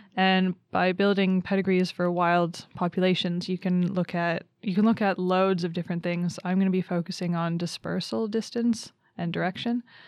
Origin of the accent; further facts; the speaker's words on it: Canada; moved away as an adult; also born or lived in Reading, England; now in Umeå, Sweden; I'm from Canada.